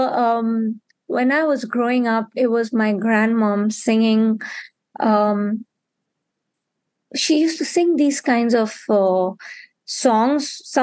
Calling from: Mumbai, Maharashtra, India; I'm calling in from Mumbai at this point, but I'll be very soon close to where you are in Belgium.

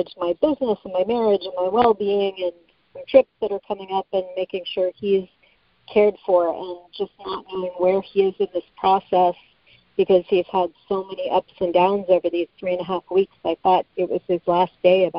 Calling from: Las Vegas, Nevada, United States; I'm calling from Las Vegas

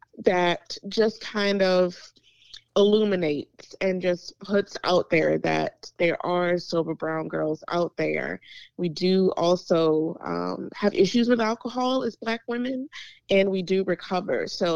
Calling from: Chesterfield, Virginia, United States; I am calling from Chesterfield, Virginia, a little bit outside of Richmond, Virginia.

